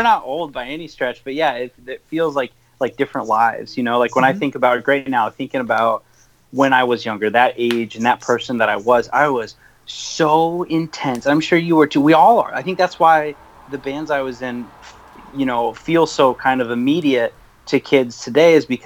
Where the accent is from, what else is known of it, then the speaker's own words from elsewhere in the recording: South Bend, Indiana, United States; moved away; also born or lived in northern Michigan; I grew up in South Bend and Indiana